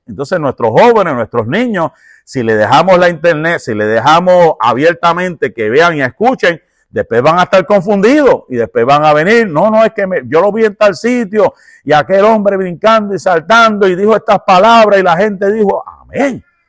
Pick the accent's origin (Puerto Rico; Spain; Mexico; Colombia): Puerto Rico; yo soy puertorriqueño